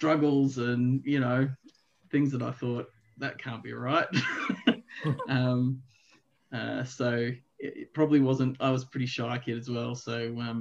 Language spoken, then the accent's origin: English; Melbourne, Victoria, Australia; I grew up in a church, relatively small church, I suppose, in the eastern suburbs of Melbourne